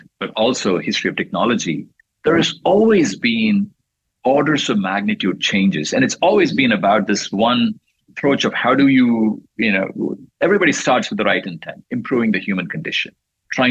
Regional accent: India; moved away; I was growing up in India

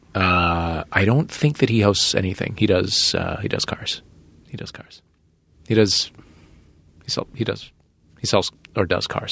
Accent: St. Louis, Missouri, United States; moved away; my hometown of Saint Louis

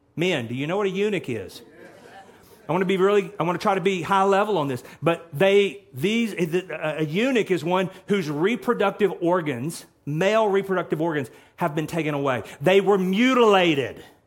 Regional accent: Texas, United States; I'm from Texas

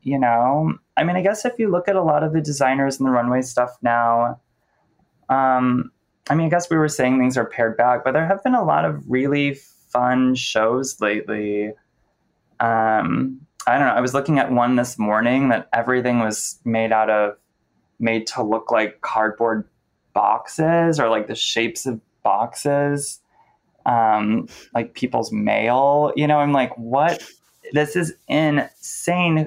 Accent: Cleveland, Ohio, United States; also born or lived in San Francisco / Oakland; now in New York City, United States; Cleveland, which is where I'm from

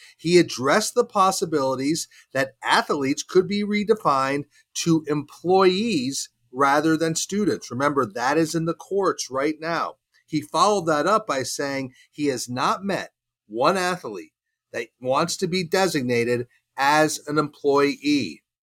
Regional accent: North Carolina, United States; My home state of North Carolina

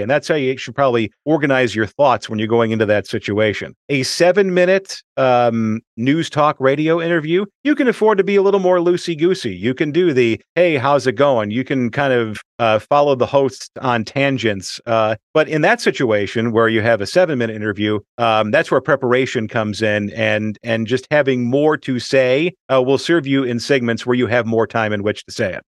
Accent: Chicago, Illinois, United States; moved away as an adult; also born or lived in Milwaukee; back to my hometown

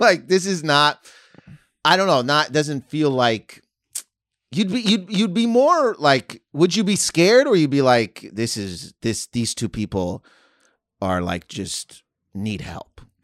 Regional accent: Canada; I'm from Canada, so I went to school

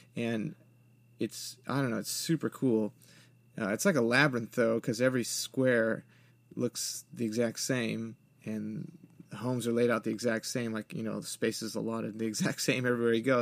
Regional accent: West Coast, United States; moved away; growing up on the West Coast

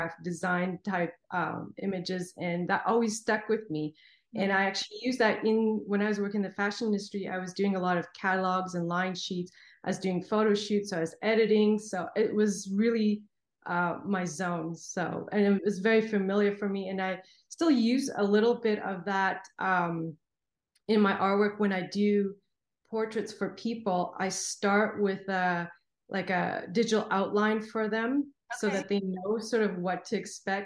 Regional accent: Canada; moved away as an adult; now in Los Angeles, United States; I'm originally from Canada

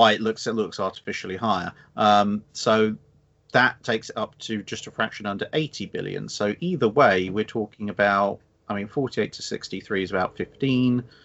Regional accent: England, United Kingdom; as an Englishman

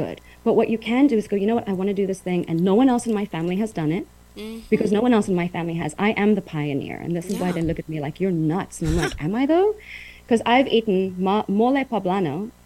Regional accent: Uitenhage, Eastern Cape, South Africa; moved away as an adult; also born or lived in Port Elizabeth, South Africa / New York City, United States / Taiwan; I grew up in South Africa, Uitenhage, went to college in Port Elizabeth

